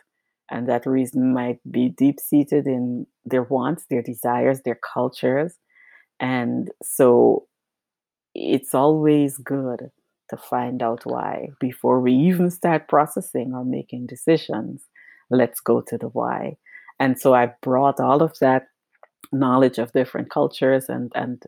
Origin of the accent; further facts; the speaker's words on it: Georgetown, Demerara-Mahaica, Guyana; moved away as an adult; I was born in Guyana and I grew up there and did all of my schooling there, finished high school there, and started at the University of Guyana. And I grew up on the coast of Guyana